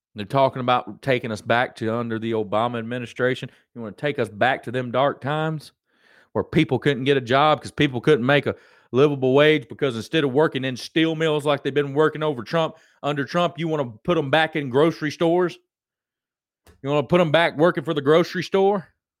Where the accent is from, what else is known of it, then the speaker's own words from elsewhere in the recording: United States; I'm an American.